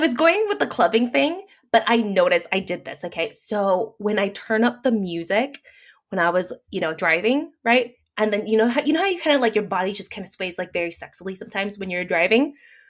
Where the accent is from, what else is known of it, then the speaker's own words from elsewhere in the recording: Philippines; Thanks, being Filipino. Because a lot of Southeast Asians apparently keloid.